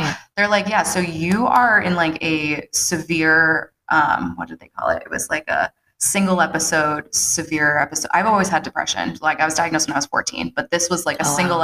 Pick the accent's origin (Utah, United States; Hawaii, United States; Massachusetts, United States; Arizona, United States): Massachusetts, United States; Dedham; also born or lived in Natick, Massachusetts; Dedham, my hometown, mm-hmm. which I don't know if you knew, I'm 11th generation Dedham